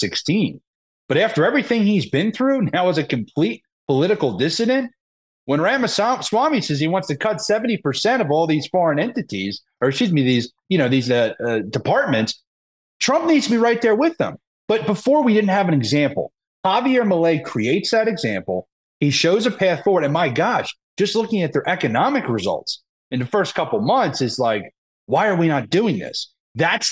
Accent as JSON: {"language": "English", "region": "Pennsylvania", "country": "United States", "tie": "born or raised there", "said": "my home state of Pennsylvania"}